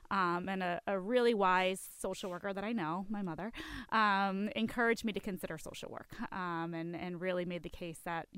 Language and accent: English; Ipswich, Massachusetts, United States; also born or lived in Peabody; I grew up in the North Shore. I was in Peabody as a younger child, and then in Ipswich later in life.